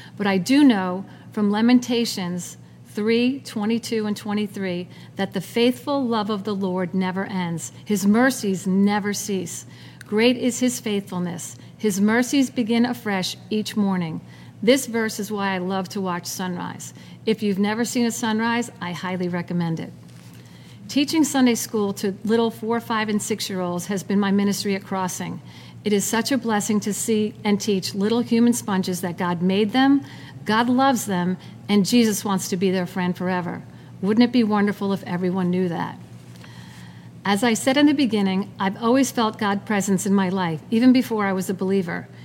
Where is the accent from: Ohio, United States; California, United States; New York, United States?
New York, United States; Long Island; I was born and raised in Long Island